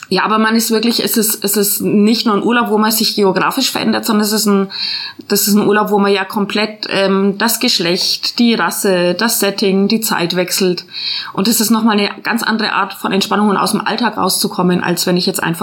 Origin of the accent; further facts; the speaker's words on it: Nuremberg, Bavaria, Germany; moved away; also born or lived in Swabia; Ich komme nämlich aus Nürnberg